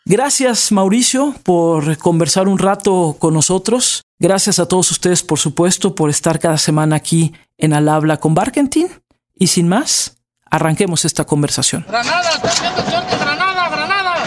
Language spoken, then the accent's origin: Spanish; Mexico; aquí en México, aquí en mi país